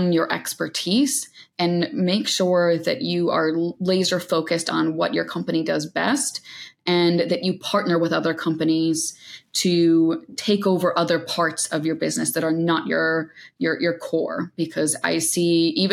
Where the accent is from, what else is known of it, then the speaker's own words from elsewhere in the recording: New York, United States; as a New Yorker